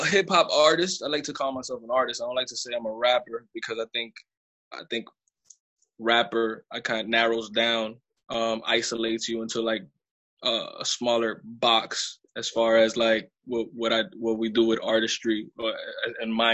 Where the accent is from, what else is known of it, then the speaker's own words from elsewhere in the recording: Lawrence, Massachusetts, United States; also born or lived in Bronx, New York; I come from Massachusetts. That's my hometown, Lawrence, Massachusetts.